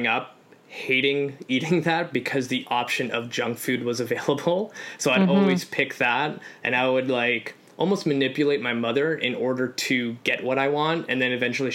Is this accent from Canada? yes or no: yes; Canada; also born or lived in Poland; I'm an immigrant. So I came to Canada from Poland at 3